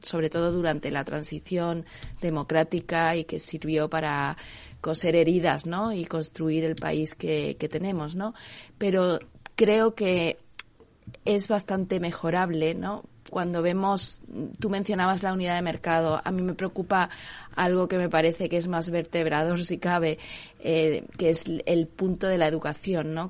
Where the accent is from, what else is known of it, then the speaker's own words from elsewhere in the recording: Andalusia, Spain; also born or lived in Majorca; now in Madrid, Spain; Yo soy andaluza